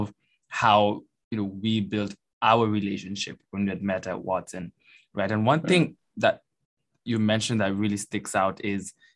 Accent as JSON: {"language": "English", "country": "Kenya", "said": "I'm from Kenya"}